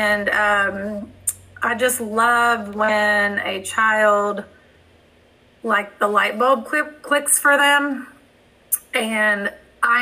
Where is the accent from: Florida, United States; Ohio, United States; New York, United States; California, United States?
Ohio, United States; moved away; I'm originally from Ohio